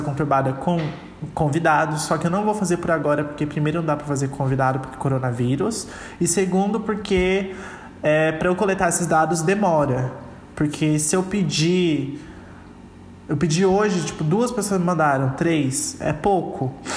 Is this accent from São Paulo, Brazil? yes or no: yes; São Paulo, Brazil; also born or lived in Curitiba; parte da minha infância foi em Curitiba, onde eu morei por quatro anos, e a outra, e, e a outra parte da infância foi aqui em São Paulo, onde eu continuo morando.